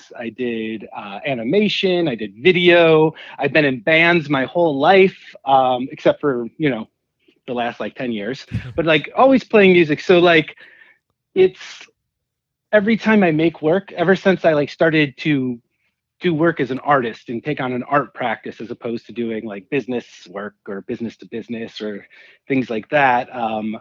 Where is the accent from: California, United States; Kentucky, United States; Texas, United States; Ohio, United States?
Ohio, United States; Cleveland; now in Pittsburgh, United States; I'm based out of Pittsburgh, but I grew up in Cleveland